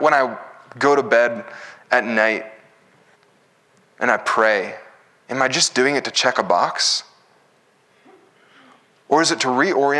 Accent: United States; as Americans, we value our individual freedom.

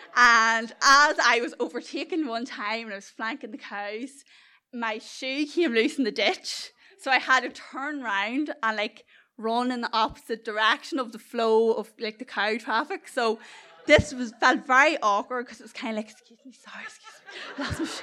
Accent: South Armagh, Northern Ireland, United Kingdom; accent: culchie; I come from the beautifully scenic middle of nowhere, South Armagh

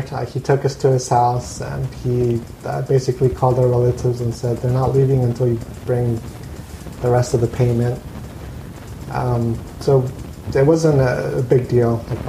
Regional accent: Costa Mesa, California, United States; And my family was living here in Costa Mesa, so we grew up in here in Costa Mesa. We never left.

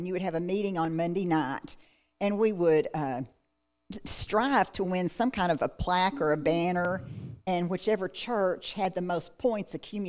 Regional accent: Grand Prairie, Texas, United States; now in Tallahassee, United States; And born and raised there my whole life.

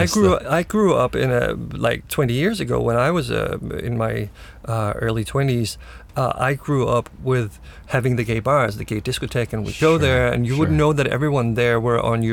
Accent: Denmark; moved away as an adult; now in United States; growing up in Denmark and Scandinavia, it's very accepting

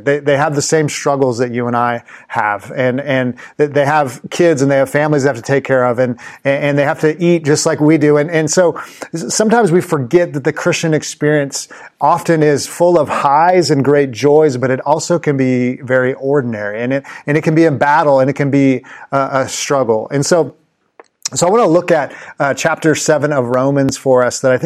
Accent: Los Angeles, California, United States; I used to go to Los Angeles Clippers games when I grew up in Los Angeles with my dad.

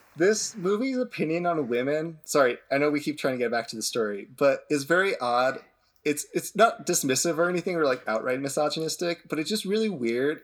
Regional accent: United States

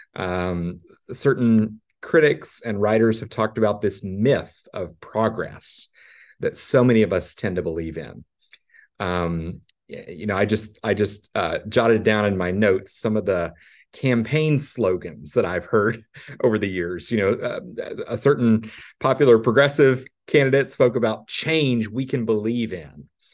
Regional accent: Arkansas, United States; I'm from Arkansas

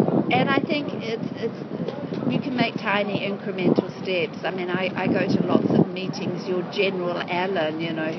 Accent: Christchurch, Canterbury, New Zealand; moved away as an adult; now in Wellington, New Zealand; I come from Christchurch, which is a city now flattened by an earthquake. All of the places that were the church where I was christened, where I was married, where I buried my parents from is down on the ground

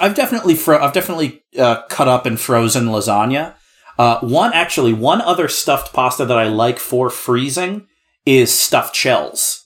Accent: New Jersey, United States; I'm from New Jersey

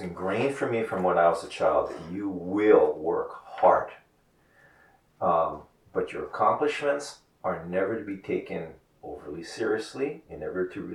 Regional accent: Hawaii, United States; now in New York, United States; growing up in Hawaii

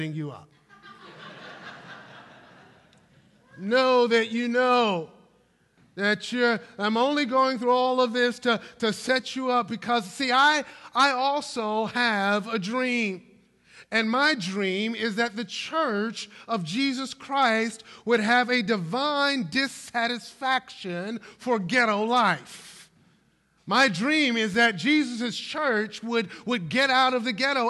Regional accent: Brooklyn, New York, United States; my hometown of Brooklyn, New York

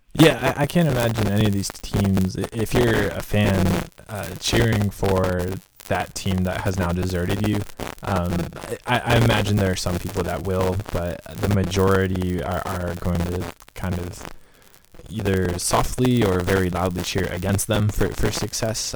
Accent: Cleveland, Ohio, United States; you and I were born and raised in Cleveland

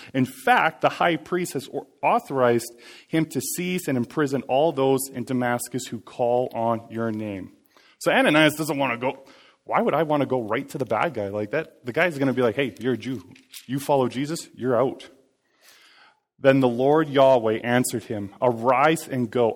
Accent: Cranbrook, British Columbia, Canada; moved away; I was born and raised in Cranbrook

